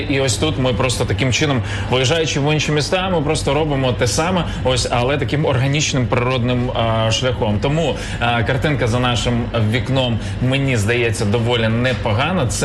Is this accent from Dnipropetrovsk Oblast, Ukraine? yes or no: no; Odesa, Odesa Oblast, Ukraine; і на це руки. Ми з Одеси.